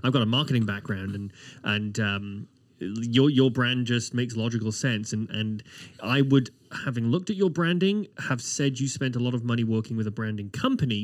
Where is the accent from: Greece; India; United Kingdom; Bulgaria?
United Kingdom; now in Halifax, Canada; As a Brit